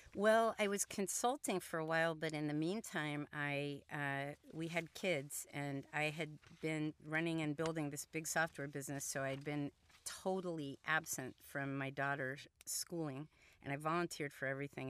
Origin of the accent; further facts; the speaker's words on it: Columbus, Ohio, United States; first language Hungarian; English is a second language; I grew up in Columbus, Ohio